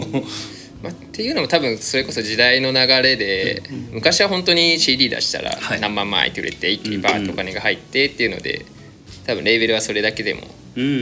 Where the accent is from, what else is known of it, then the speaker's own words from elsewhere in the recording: Kumamoto, Japan; moved away as an adult; now in Tokyo, Japan; 出身は熊本ですね。